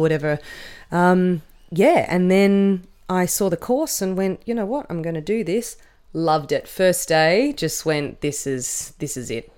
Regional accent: Canberra, Australian Capital Territory, Australia; I grew up with in Canberra.

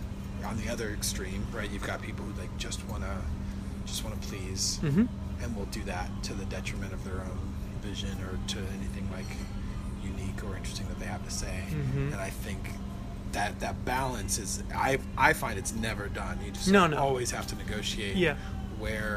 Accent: United States; as an American

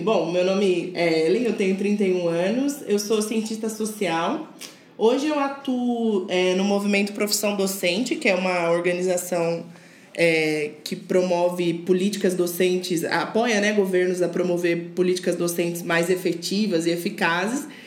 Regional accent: Curitiba, Paraná, Brazil; eu cresci em Curitiba

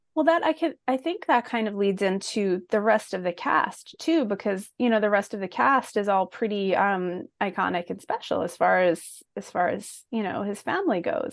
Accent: Philadelphia, Pennsylvania, United States; I'm from Philly

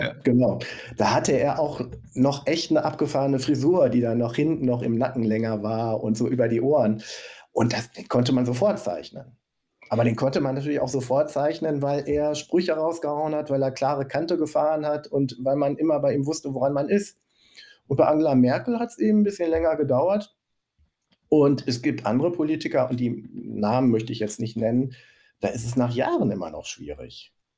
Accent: Recklinghausen, North Rhine-Westphalia, Germany; Ich komme aus Recklinghausen

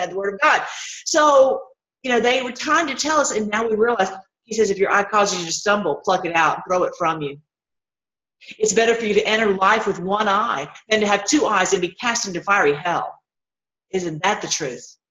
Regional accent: Tennessee, United States; where I grew up in Tennessee

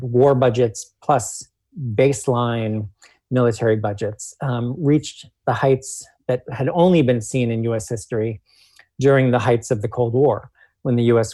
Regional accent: Washington, District of Columbia, United States; people in D.C. are also living in a colony. That's you know my hometown

